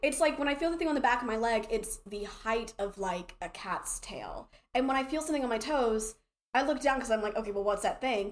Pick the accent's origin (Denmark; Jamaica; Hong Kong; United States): United States; the South; accent: southern; my accent was terribly southern